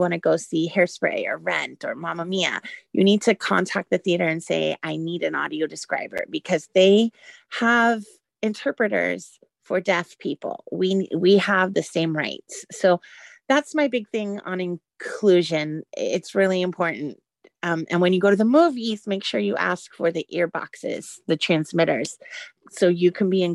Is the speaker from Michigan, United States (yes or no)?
no; the Bay Area, California, United States; now in Orlando, United States; I'm from Florida. I grew up in the Bay Area.